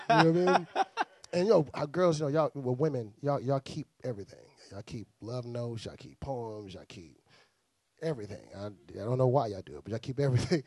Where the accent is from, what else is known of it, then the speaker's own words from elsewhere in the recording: Houston, Texas, United States; also born or lived in Miami, Florida; I'm originally from Miami, Florida, born there, from Bahamian descent. Um, raised in Houston, Texas, from Houston.